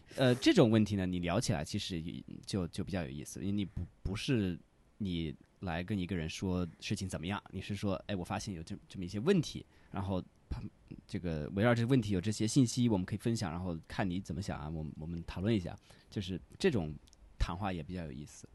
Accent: United States; Chinese is a second language; moved away; 我是美国人

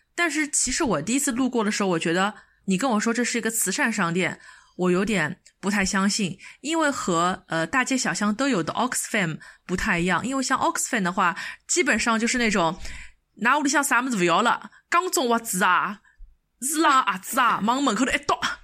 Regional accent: China; also born or lived in United Kingdom; 我们，中国人要买的东西其实都是装不下的

